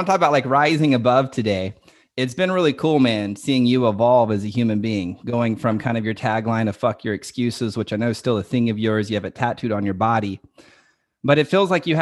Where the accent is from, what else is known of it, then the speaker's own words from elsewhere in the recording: Dallas, Texas, United States; We're both from Dallas, Texas